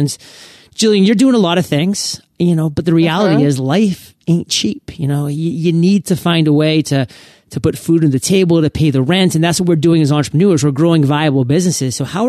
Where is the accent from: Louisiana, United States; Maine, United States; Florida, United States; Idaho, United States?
Maine, United States; So I'm from Maine, so this is kind of a Maine thing